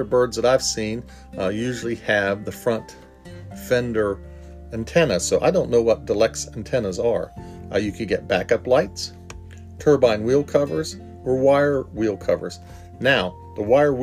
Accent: Parkersburg, West Virginia, United States; Growing up in Parkersburg, West Virginia, I lived by a big rayon manufacturing plant.

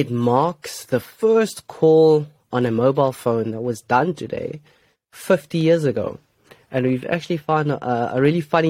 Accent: South Africa; as a South African

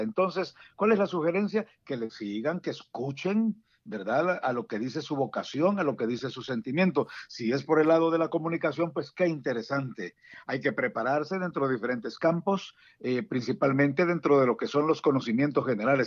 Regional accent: San Salvador, El Salvador; moved away as an adult; also born or lived in Dallas Fort Worth, Texas / Houston, Texas; now in Washington metropolitan area, United States; como salvadoreño y principalmente por capitalino, yo soy originario de Salvador, originario de San Salvador

